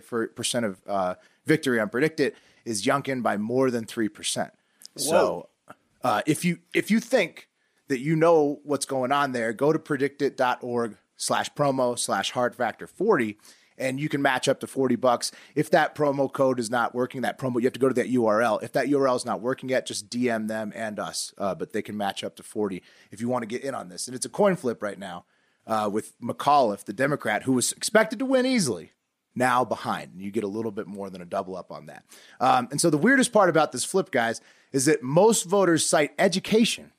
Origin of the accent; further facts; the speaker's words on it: Virginia, United States; we're from Virginia. Well, you know, like we at least all went to high school there